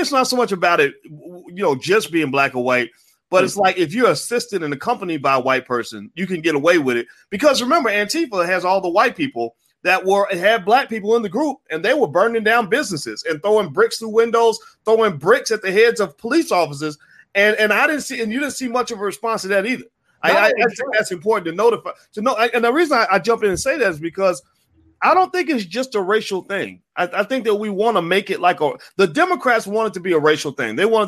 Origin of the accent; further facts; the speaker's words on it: the South, United States; growing up in the South